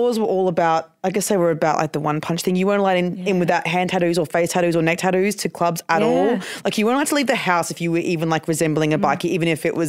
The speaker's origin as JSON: {"language": "English", "region": "Queensland", "country": "Australia", "tie": "born or raised there", "said": "I grew up in I'm from Queensland."}